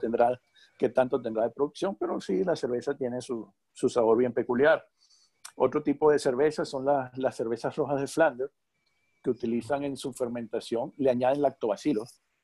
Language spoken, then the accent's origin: Spanish; Venezuela; Ciertamente tú y yo somos de Venezuela